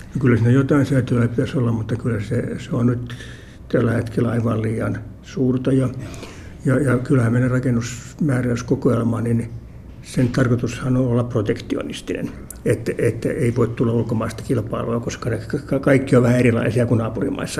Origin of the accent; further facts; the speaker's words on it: Helsinki, Uusimaa, Finland; Mä olen asunut lapsuuteni Munkkiniemessä